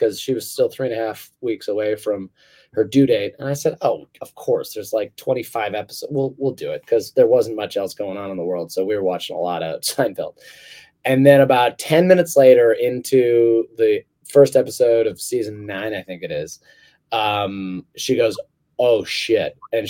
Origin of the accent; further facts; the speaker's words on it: United Kingdom; or like something on the telly, which I say because I'm British, you know, that's also its own beast.